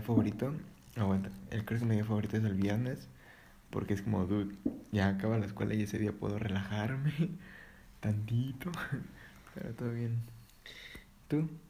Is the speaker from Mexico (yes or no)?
yes; Mexico; yo soy mexicano